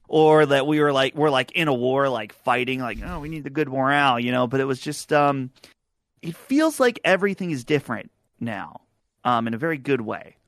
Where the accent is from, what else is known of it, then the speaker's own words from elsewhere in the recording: Butler, Pennsylvania, United States; my hometown of Butler, Pennsylvania